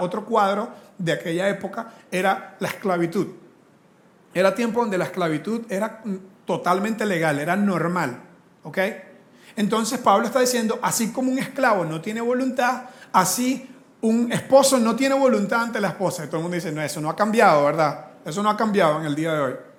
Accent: Costa Rica; Nosotros como latinos, aquí en Costa Rica

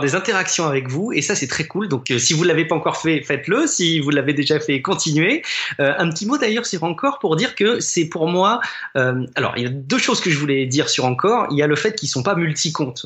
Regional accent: France; chez nous en France

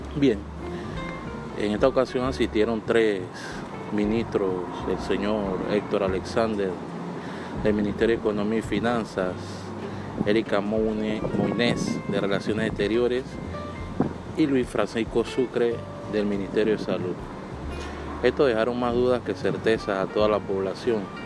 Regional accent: Panama; mi país

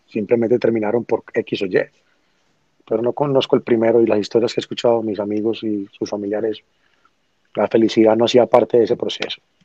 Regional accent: Medellín, Antioquia, Colombia; Vengo de Medellín, Colombia, una ciudad donde no era reconocida mucho menos por el reggaetón

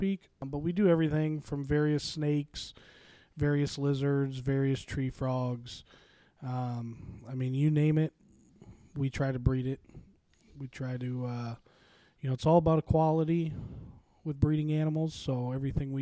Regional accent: Chicago, Illinois, United States; now in Vincennes, United States; I was born and raised in Chicago, Illinois. I am a Southsider

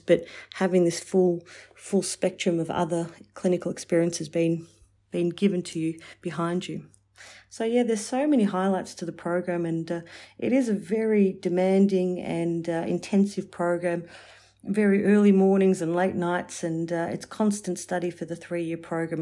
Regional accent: Warragul, Victoria, Australia; also born or lived in Melbourne; going back to my hometown of, um, of Warragul and working there for three years

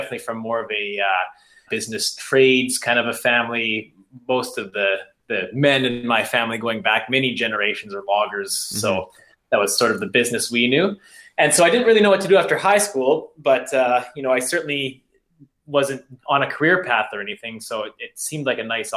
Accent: Prince Rupert, British Columbia, Canada; I grew up in Prince Rupert, BC, which is very wet

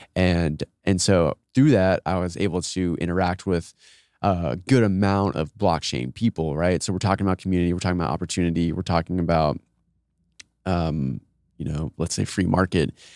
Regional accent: Austin, Texas, United States; I'm from Austin, grew up, all my siblings live here, my parents live here

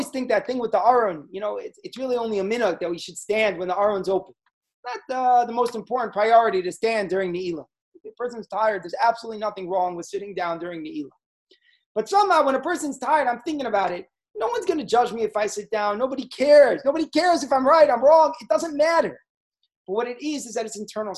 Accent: United States; as a good Jewish boy growing up in America

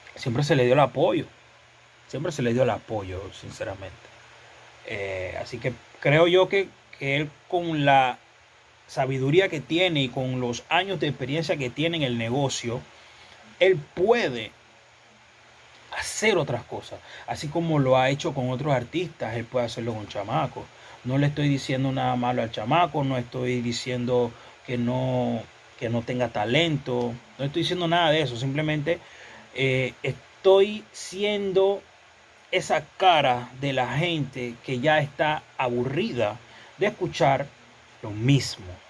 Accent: Panama; yo me siento orgulloso, otro panameño

